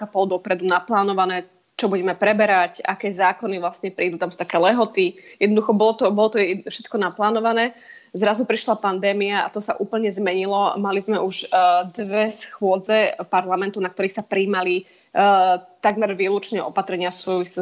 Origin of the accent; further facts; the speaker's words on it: Slovakia; moved away as an adult; ja som samozrejme prišla zo Slovenska a teda pre mňa vidieť e, ľudí na ulici so zbraniami